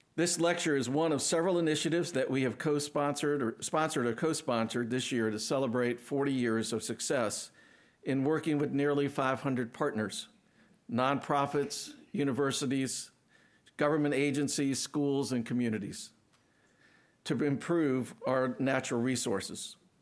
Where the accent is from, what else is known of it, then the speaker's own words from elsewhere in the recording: Akron, Ohio, United States; moved away; I grew up in Akron.